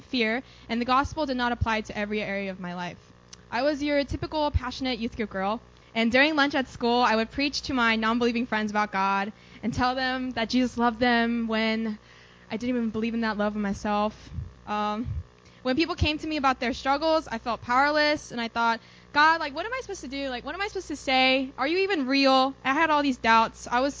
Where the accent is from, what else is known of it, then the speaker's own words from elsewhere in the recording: Dallas, Texas, United States; I'm from Dallas, and I'm a sophomore at EWA.